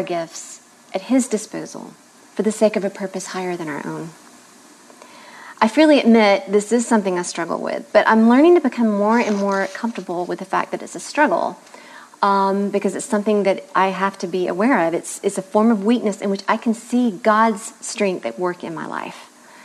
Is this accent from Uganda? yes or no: no; the South, United States; Growing up in the South, it would have been difficult to have escaped an education and laying the table